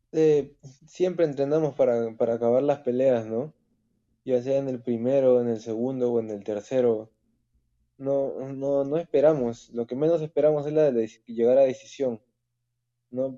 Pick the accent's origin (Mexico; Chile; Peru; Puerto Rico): Peru; soy el único peruano en PFL ahora.